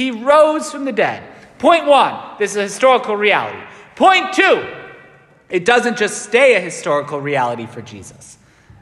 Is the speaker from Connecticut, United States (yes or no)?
yes; Waterbury, Connecticut, United States; I am from Waterbury